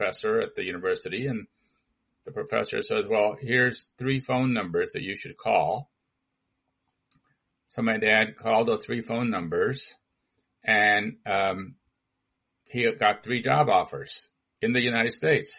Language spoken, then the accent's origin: English; India; moved away; also born or lived in St. Louis / San Diego; I was born in India about the time that there was a split between India and Pakistan.